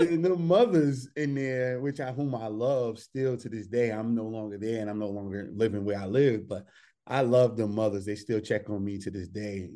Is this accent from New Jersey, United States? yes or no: yes; Newark, New Jersey, United States; I came from Newark, New Jersey. I was in the hood.